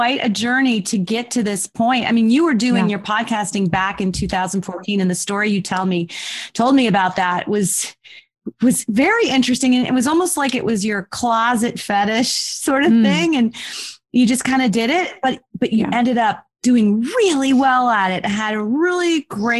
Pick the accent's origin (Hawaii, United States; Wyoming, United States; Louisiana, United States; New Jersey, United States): New Jersey, United States; We are Jersey girls